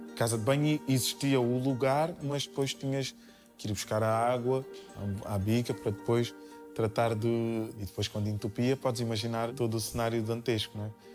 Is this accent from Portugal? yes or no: yes; Portugal; also born or lived in Cape Verde; gosto de me sentir português e gosto de me sentir cabo-verdiano